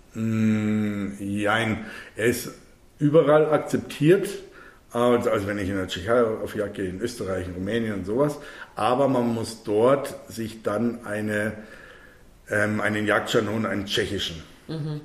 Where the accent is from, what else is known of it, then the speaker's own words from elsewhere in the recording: Bavaria, Germany; also born or lived in Munich; bei uns in Bayern